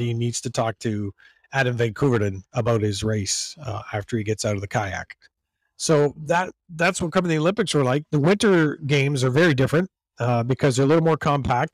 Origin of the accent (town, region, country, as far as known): Georgetown, Ontario, Canada; born or raised there; moved away as an adult; also born or lived in Toronto, Ontario; now in Buffalo, United States